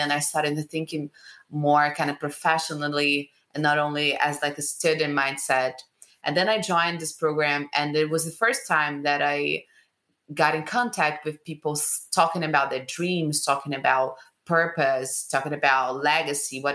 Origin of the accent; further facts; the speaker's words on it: Rio de Janeiro, Brazil; I'm from Rio, Brazil